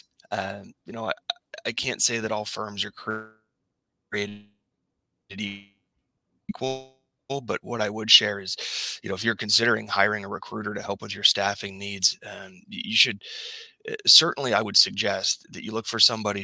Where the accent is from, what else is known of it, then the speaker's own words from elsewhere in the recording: Pittsburgh, Pennsylvania, United States; I grew up in the Pittsburgh area